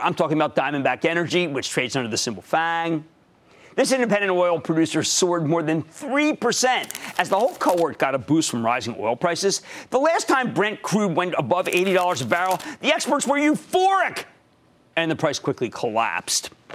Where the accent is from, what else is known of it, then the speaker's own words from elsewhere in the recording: Philadelphia, Pennsylvania, United States; my hometown